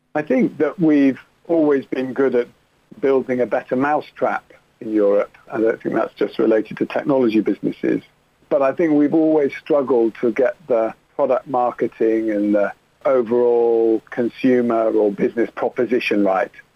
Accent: Manchester, North West England, United Kingdom; moved away as an adult; also born or lived in Oxford; now in London, United Kingdom; I grew up in Manchester, went to Oxford University, and then I guess a little bit like Dick Whittington, moved to London to make my fortune

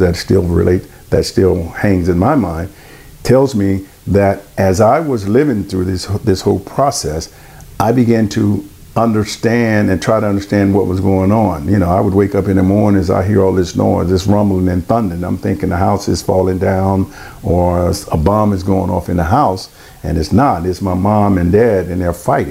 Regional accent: Silsbee, Texas, United States; moved away as an adult; also born or lived in Grants, New Mexico / Alexandria, Louisiana / Dallas, Texas; My hometown is in a small place in Texas. It's in Southeast Texas, a place called Silsby, Texas

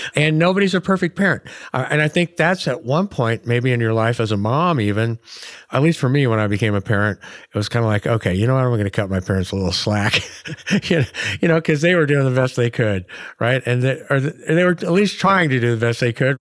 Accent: Oregon, United States; here in Oregon, like, we wave at each other when we're driving by, you know, and, and you walk through my hometown and everybody, like, says hi

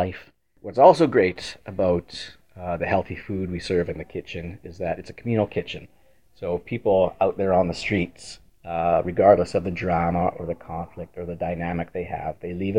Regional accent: Winnipeg, Manitoba, Canada; I grew up in Windsor Park, middle-class area.

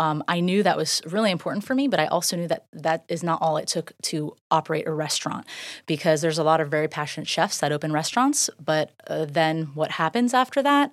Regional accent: Safety Harbor, Florida, United States; also born or lived in Largo, Florida / Dunedin, Florida; I grew up right downtown, very local

